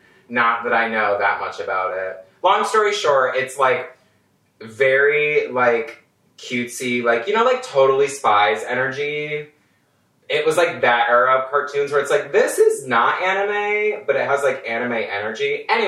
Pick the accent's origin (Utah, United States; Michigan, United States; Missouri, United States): Michigan, United States; I'm originally from Michigan. Worst comes to worst, it's like an hour and a half drive away from like where my family lives in Michigan.